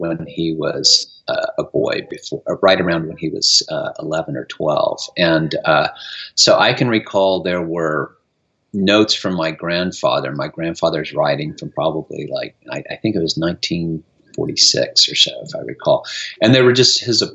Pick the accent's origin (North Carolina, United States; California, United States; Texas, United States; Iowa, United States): Texas, United States; now in New York, United States; I found my home here, but I grew up in Texas